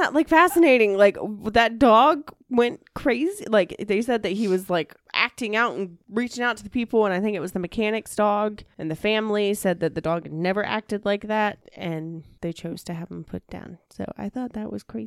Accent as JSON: {"language": "English", "country": "United States", "said": "We're American"}